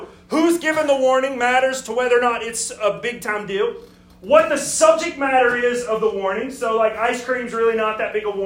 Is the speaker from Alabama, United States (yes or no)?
yes; Alabama, United States; moved away as an adult; now in Greenville, South Carolina, United States; I'm from Alabama, so I moved up here from God's country.